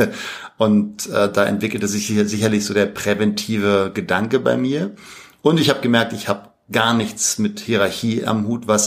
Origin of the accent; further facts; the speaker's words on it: Berlin, Germany; also born or lived in Paris; lebe zurzeit in Berlin, da bin ich auch groß geworden. Ich bin zwar in Paris geboren, aber im dritten Lebensjahr dann nach Berlin.